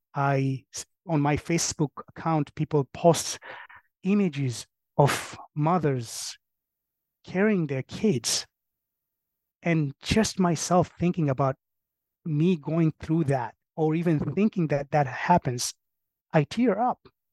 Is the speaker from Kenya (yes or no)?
yes; Kenya; now in Colchester, United States; I'm from Kenya.